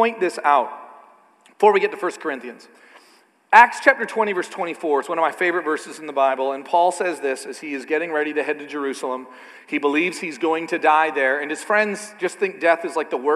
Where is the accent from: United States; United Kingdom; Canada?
Canada; I'm a Canadian